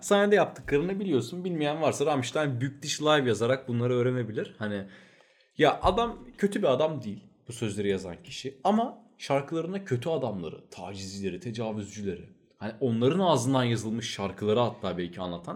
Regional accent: Turkey; Biz Türküz

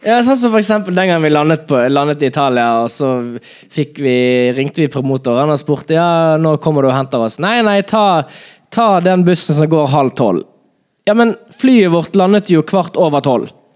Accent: Bergen, Vestland, Norway; min hjemby, Bergen

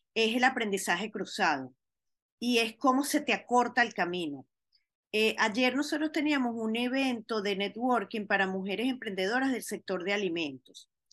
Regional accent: Venezuela; now in Miami, United States; como diáspora venezolana que somos

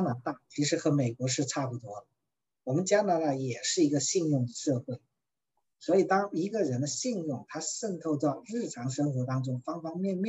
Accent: China; 因为讲起来说，我们中国人啊，往往特别害怕借钱。

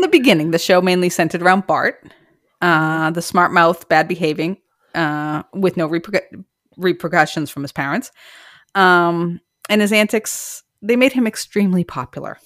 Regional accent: Massachusetts, United States; I'm from Massachusetts

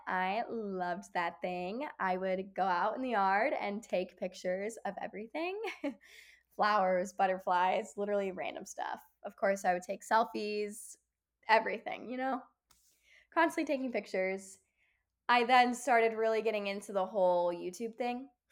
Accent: Kenosha, Wisconsin, United States; moved away as an adult; now in Chicago, United States; my hometown, Kenosha

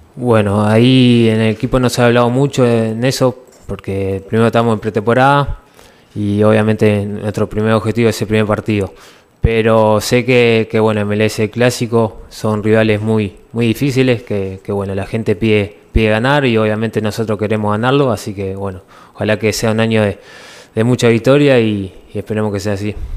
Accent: Uruguay; moved away as an adult; now in Ecuador; somos uruguayos que, que bueno, salimos de muy abajo allá en el país

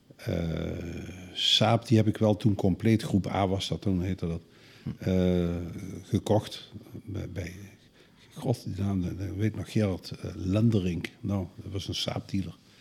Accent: Netherlands; als Hollander

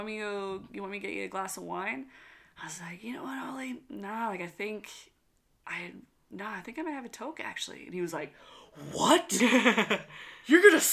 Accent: Westville, Nova Scotia, Canada; my hometown of Westville, Nova Scotia

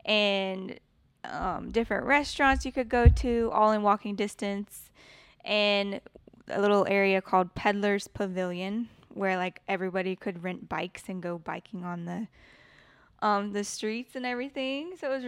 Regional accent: Florida, United States; born there; I was born in Florida on Eglin Air Force Base.

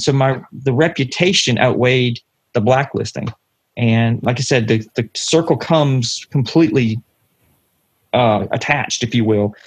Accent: London, Ontario, Canada; also born or lived in Ottawa, Ontario / Wake County, North Carolina; now in North Carolina, United States; But I was born and raised in London, and uh, I spent about two years in Ottawa before I moved down here uh, in 1984.

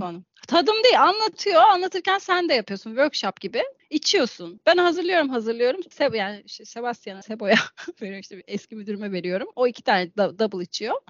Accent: Thrace, Turkey; ben Trakyalıyım

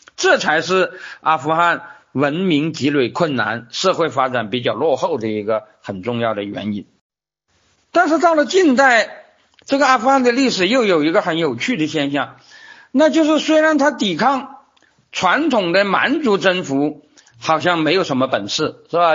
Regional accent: China; 我们中国人

